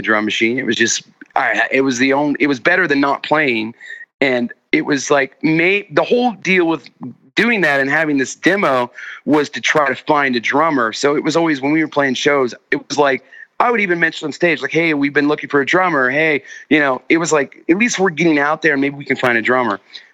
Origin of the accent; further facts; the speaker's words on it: Anderson, Indiana, United States; I was from Anderson